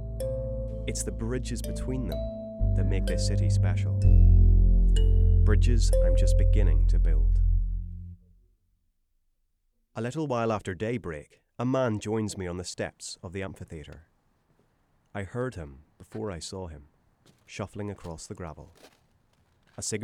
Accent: Northern Ireland, United Kingdom; moved away as an adult; now in New York, United States; growing up in Northern Ireland, my elementary, middle, high school, college and work were all a 15-minute walk from my house

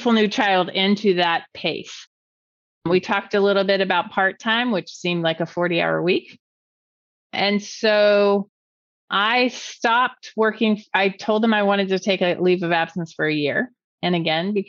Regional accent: California, United States; moved away as an adult; also born or lived in Cincinnati, Ohio; I was from California

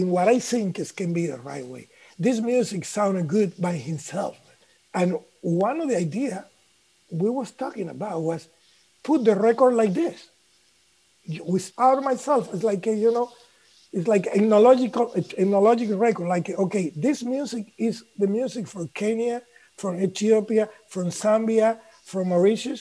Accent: Cuba; English is a second language; moved away; I come from Cuba

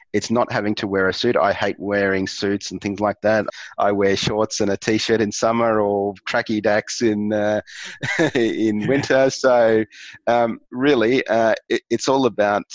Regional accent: Australia; accent: Aussie; my Aussie accent

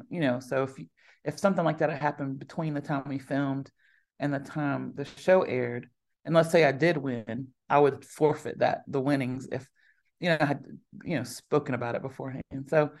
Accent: the South, United States; But I mean, I'm a Southerner, so butter, I'm not afraid of butter.

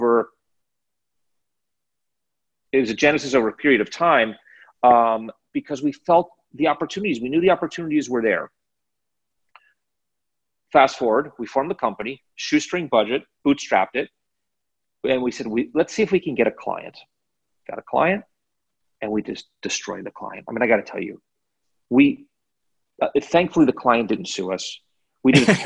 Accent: Chevy Chase, Maryland, United States; I'm from the Washington, D.C. area, suburban Washington, D.C., Chevy Chase, Maryland.

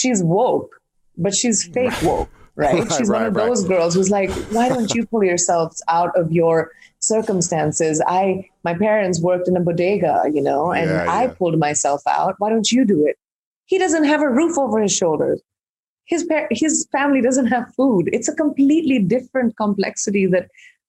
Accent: India; I'm an Indian who's grown up in India

